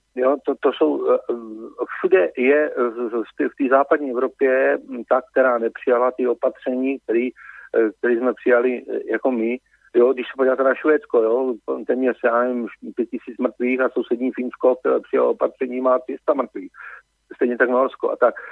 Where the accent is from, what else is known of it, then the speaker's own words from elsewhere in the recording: Moravia, Czechia; jsem z Moravy.